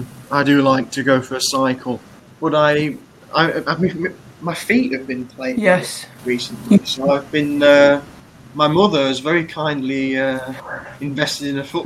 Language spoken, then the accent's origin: English; Cromer, East of England, United Kingdom; He said, a place called Cromer.